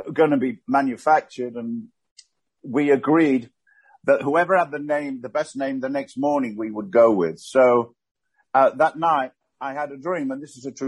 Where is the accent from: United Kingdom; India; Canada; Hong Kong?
United Kingdom; England; moved away as an adult; also born or lived in Australia; I grew up in England, actually. I left for Australia when I was 18.